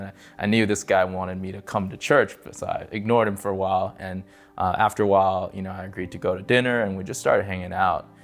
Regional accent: California, United States; moved away as an adult; now in Las Vegas, United States; I'm from California. I grew up there, uh, till I was twenty-seven

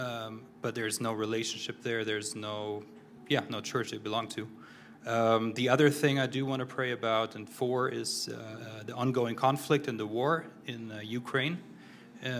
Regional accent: Germany; now in United States; I'm originally from Germany, born and raised.

